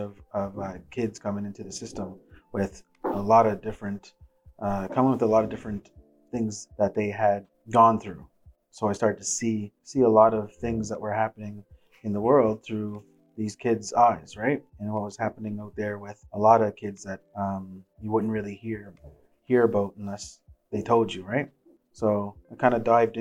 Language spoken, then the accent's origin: English; Dartmouth, Nova Scotia, Canada; also born or lived in Port Hawkesbury, Cape Breton, Nova Scotia; Where I grew up in the North End, Dartmouth. Before that, I lived in Port Hawkesbury and Cape Breton in an all-white town